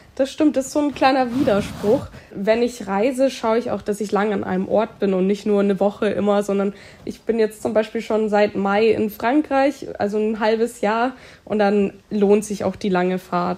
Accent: near Munich, Bavaria, Germany; Ich bin in München, also in der Nähe von München, geboren und aufgewachsen

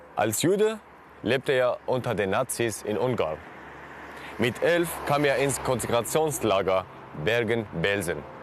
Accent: Syria; moved away as an adult; now in Germany; ich komme aus Syrien

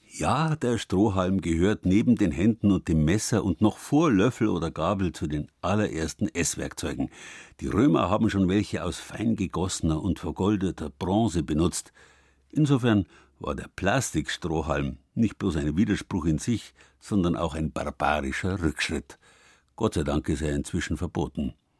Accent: Southern Germany, Germany; bei uns in Süddeutschland

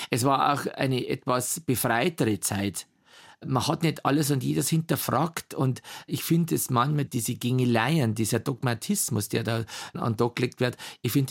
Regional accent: Bavaria, Germany; Oberpfälzer, natürlich. Und wir haben auch Dialektschmerzen dürfen, auch im Unterricht.

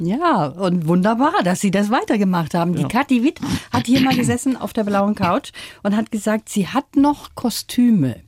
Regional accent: Ruhr area, North Rhine-Westphalia, Germany; ich bin im Ruhrgebiet auch groß geworden

